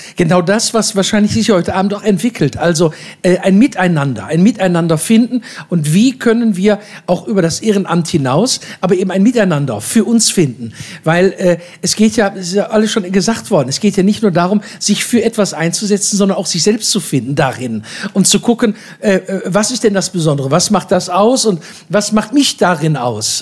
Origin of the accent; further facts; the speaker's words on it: Duisburg, North Rhine-Westphalia, Germany; Ich komme aus Duisburg